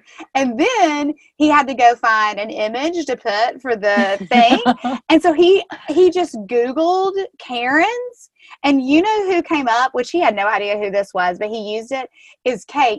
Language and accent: English; Tennessee, United States; I'm obviously from Tennessee